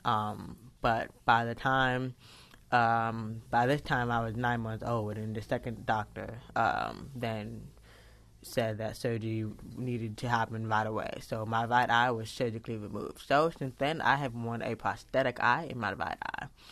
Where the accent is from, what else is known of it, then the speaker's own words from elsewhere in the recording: Fort Lauderdale, Florida, United States; I was born in Fort Lauderdale, Florida on December twentieth